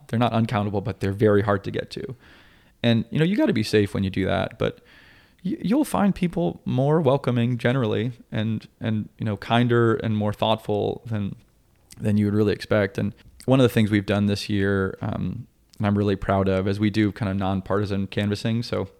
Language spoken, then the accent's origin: English; Asheville, North Carolina, United States; But, you know, I grew up out in Asheville. I grew up actually outside Asheville in the country.